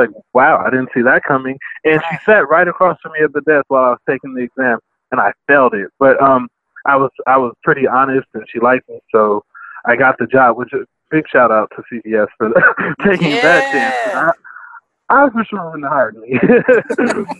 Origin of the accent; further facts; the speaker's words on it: Compton, California, United States; I grew up in Compton